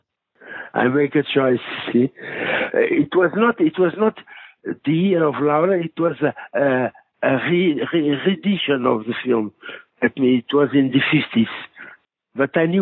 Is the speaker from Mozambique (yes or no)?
yes; Mozambique; English is a second language; moved away; I grew up in Mozambique, in Portuguese Africa colony.